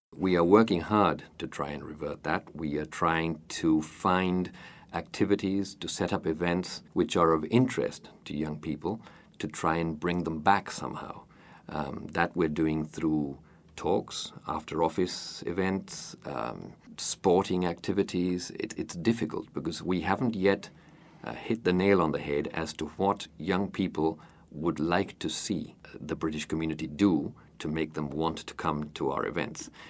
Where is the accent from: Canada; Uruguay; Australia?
Uruguay; Montevideo; I was born in Montevideo and have lived here most of my life, except for about ten years when I lived abroad.